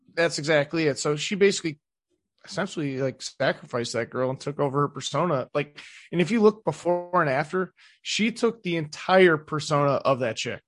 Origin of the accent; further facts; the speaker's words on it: Cleveland, Ohio, United States; I'm from the East Side, too